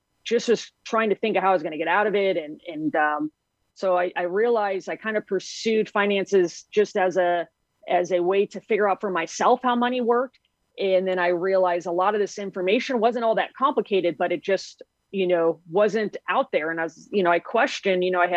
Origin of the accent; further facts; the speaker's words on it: Las Vegas, Nevada, United States; I grew up in Las Vegas, Nevada